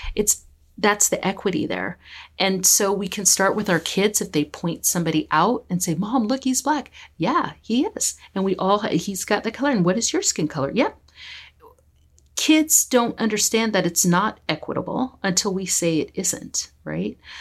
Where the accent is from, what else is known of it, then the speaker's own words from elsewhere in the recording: United States; now in Victoria, Canada; I'm from the United States